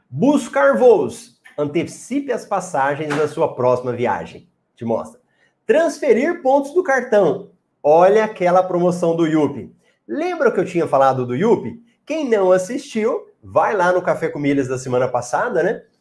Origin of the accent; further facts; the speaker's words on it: Goiás, Brazil; Eu sou de Goiás, Caldas Novas é fantástico, muito bom.